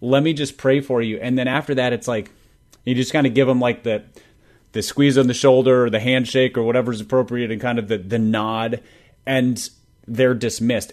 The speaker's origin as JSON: {"language": "English", "region": "Minnesota", "country": "United States", "said": "I'm a Minnesotan"}